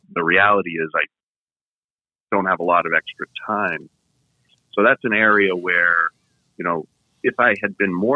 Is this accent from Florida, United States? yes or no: no; Vermont, United States; moved away; I'm from New England, from Vermont.